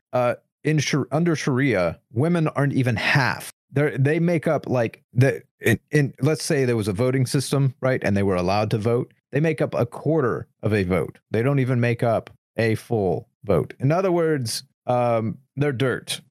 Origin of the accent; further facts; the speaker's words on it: United States; as an American